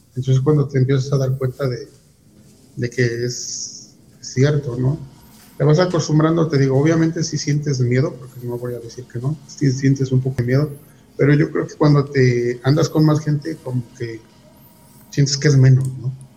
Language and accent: Spanish; Huixquilucan / Toluca area, State of Mexico, Mexico; somos de un pueblo. Eh, pertenece al municipio de Teguisquilucan y parte de Toluca